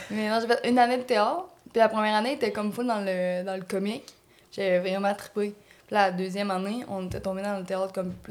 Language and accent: French; Matane, Quebec, Canada; now in Montreal, Canada; Moi, je viens de Matane.